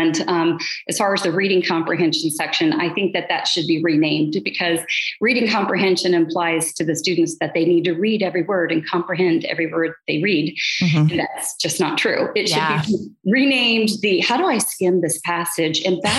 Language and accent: English; Atlanta, Georgia, United States; also born or lived in Dayton, Ohio; I was born in Atlanta, Georgia, and I kind of went back and forth from Ohio to Atlanta, because my father worked for NCR.